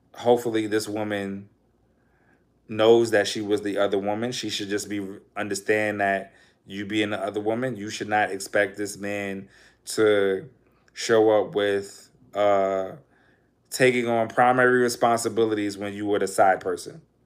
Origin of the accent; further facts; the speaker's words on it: New York City, New York, United States; I'm from Harlem